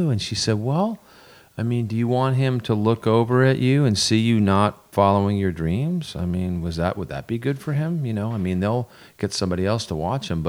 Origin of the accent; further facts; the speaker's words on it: Vermont, United States; moved away; a knucklehead from a dirt road in Vermont